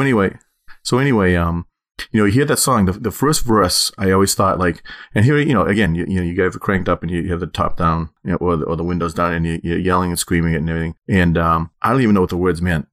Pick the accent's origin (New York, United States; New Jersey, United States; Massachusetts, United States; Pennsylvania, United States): Massachusetts, United States; Methuen; when I grew up in Methuen, Hampton Beach was about forty minutes away.